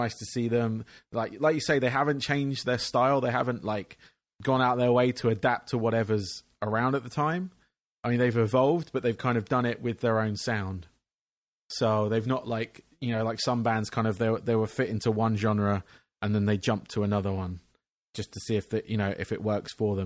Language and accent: English; England, United Kingdom; I grew up in England